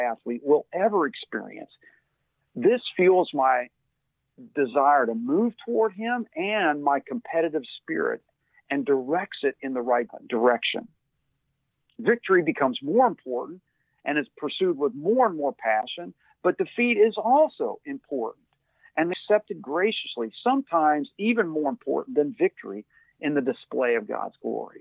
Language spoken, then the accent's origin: English; Louisville, Kentucky, United States; I grew up in Louisville, Kentucky, what some would refer as part of the Bible Belt